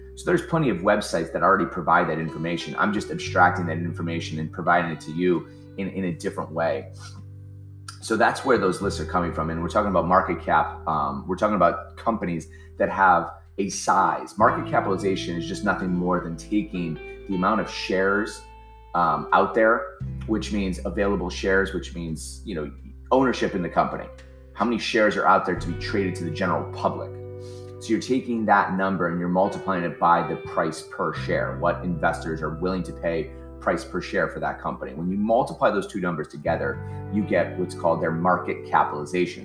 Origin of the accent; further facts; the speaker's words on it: Ohio, United States; now in New Jersey, United States; I'm from Ohio. I live in New Jersey now